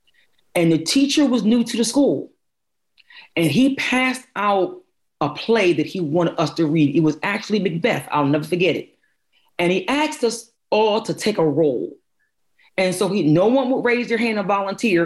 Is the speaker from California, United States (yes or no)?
no; Philadelphia, Pennsylvania, United States; I was born and raised in North Philadelphia